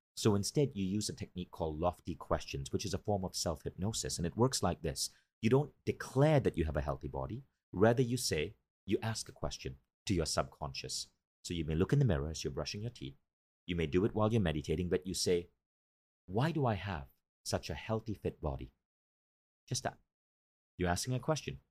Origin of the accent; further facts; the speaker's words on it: Malaysia; moved away as an adult; also born or lived in New York; Because I grew up in Malaysia, I grew up in a developing country